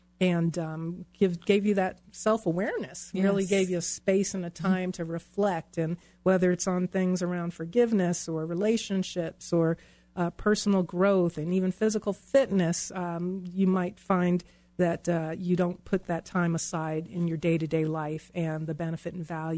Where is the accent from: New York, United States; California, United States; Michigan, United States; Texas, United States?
New York, United States; now in Colorado, United States; I grew up in New York where you had, you know, five deadbolts in the chain